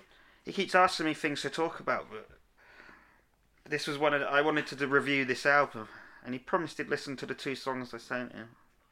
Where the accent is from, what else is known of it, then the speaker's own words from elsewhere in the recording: South West England, United Kingdom; accent: West Country; now in London, United Kingdom; Fuck knows me. I ain't lived down that way for ages. I am a Londoner. I am a Southerner now.